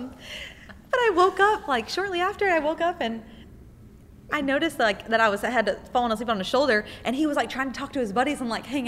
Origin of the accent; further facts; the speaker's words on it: Nicholasville, Kentucky, United States; moved away as an adult; also born or lived in Lexington, Kentucky; I'm from Nicholasville, Kentucky